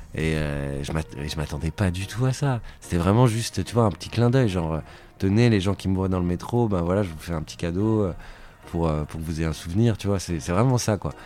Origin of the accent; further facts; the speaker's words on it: Paris, Île-de-France, France; je suis parisien